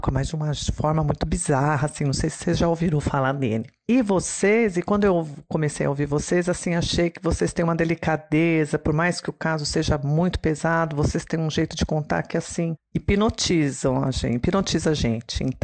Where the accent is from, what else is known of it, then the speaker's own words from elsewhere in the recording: interior of São Paulo, Brazil; eu sou do interior de São Paulo. Não sou novinha, já tenho 58 anos